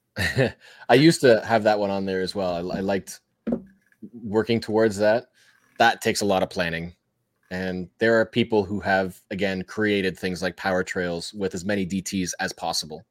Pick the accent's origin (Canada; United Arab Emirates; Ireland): Canada; I'm Canadian.